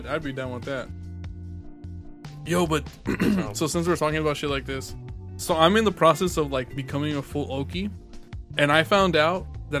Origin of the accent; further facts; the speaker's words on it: California, United States; moved away; I'm from California.